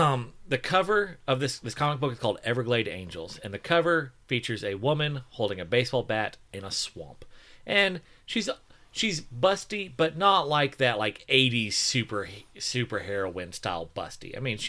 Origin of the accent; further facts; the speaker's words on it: Canada; I'm Canadian, and the artist is Italian.